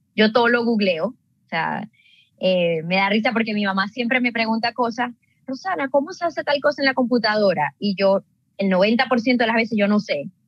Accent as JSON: {"language": "Spanish", "country": "Venezuela", "moved": "as an adult", "lives_now": "Canada", "said": "soy una venezolana viviendo en Canadá desde hace seis años"}